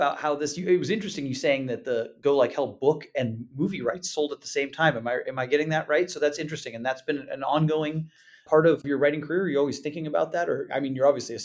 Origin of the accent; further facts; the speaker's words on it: Southern California, United States; I grew up in Southern California, but in the 1980s and 90s